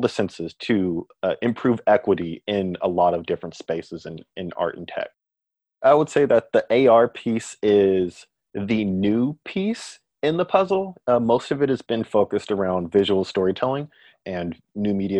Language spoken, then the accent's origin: English; Bay Area, California, United States; moved away as an adult; also born or lived in Hawaii / Oregon; now in Portland, United States; I'm from the Bay Area in California